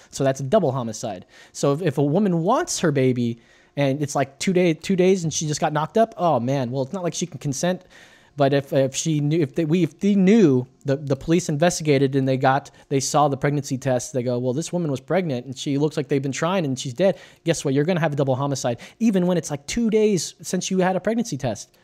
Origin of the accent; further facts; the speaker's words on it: United States; I'm an American